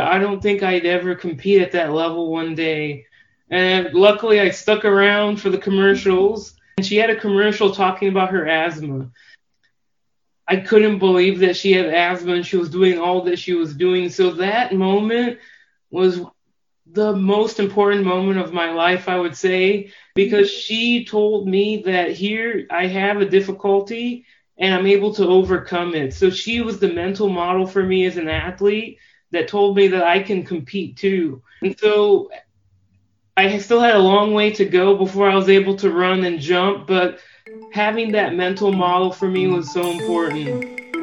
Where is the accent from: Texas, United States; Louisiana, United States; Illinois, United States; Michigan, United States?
Illinois, United States; Normal; I grew up in Normal, Illinois. It's a town two, two hours south of Chicago.